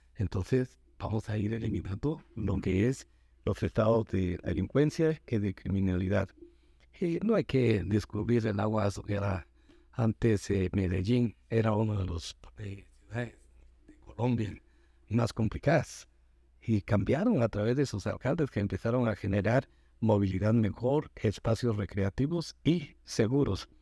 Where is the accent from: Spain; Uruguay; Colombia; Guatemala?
Guatemala; todos somos guatemaltecos.